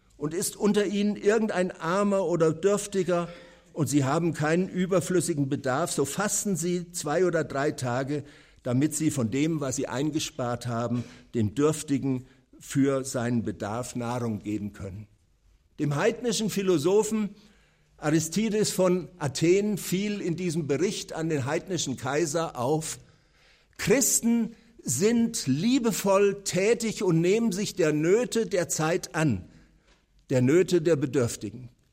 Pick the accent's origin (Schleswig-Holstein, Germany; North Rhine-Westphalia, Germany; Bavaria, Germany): Bavaria, Germany; Nuremberg; dass er in den 50er Jahren bei uns in Nürnberg war